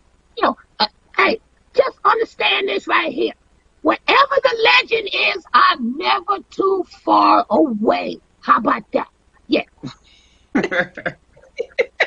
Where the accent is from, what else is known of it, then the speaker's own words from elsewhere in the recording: Washington, District of Columbia, United States; I'm from DC, I'm from Southeast, or rather Southeast DC